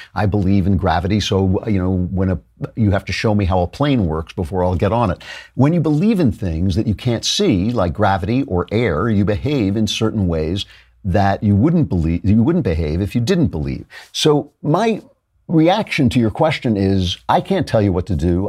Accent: New York, United States; I'm from New York

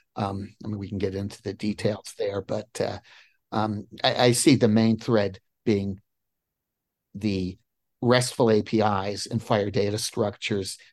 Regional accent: New Jersey, United States; now in Crystal City, United States; I grew up in New Jersey

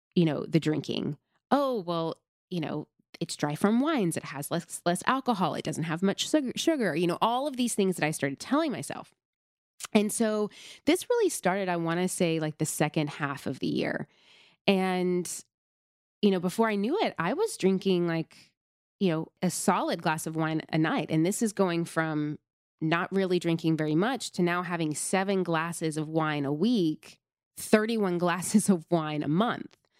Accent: Nashville, Tennessee, United States; I grew up in the South. I grew up in Tennessee. grew up predominantly in Nashville, Tennessee

